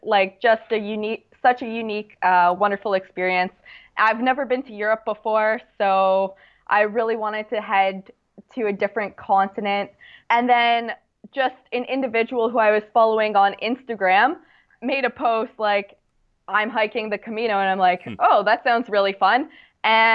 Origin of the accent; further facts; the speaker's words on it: Niagara region, Ontario, Canada; I'm from the Niagara region, and so a lot of the trails I'd hiked when I was younger